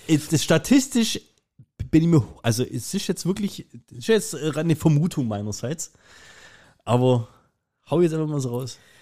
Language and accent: German; Germany; ich bin ja Deutscher